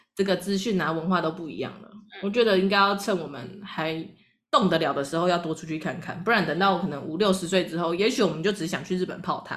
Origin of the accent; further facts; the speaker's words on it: Taiwan; 我们台湾人